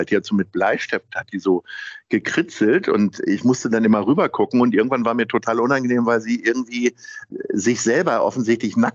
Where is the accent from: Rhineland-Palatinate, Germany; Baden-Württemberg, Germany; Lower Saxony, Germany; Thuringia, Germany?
Lower Saxony, Germany; Hanover; Und ich komme ja nun ursprünglich aus Hannover und habe auch mit einigen Dialekten echt Schwierigkeiten.